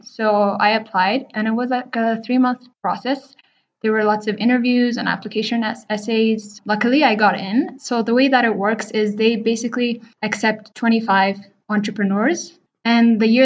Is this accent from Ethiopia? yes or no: yes; Addis Ababa, Ethiopia; also born or lived in India; I'm originally from Addis Ababa, Ethiopia. So I spent the first 18 years of my life here. I was born and raised here.